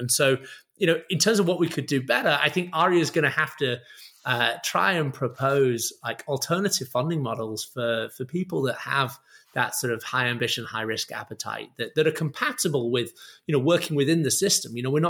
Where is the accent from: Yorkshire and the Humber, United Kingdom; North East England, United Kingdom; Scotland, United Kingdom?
Yorkshire and the Humber, United Kingdom; Bradford; despite my now total loss of accent, I grew up in Bradford. I went to state schools all the way through.